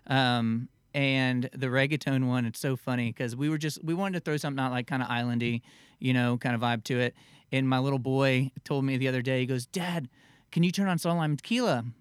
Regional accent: the Florida Keys and South Florida, United States; I grew up in the Keys and down in South Florida

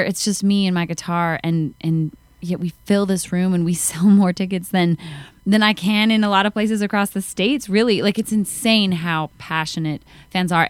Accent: Calgary, Alberta, Canada; moved away; in Calgary, my hometown

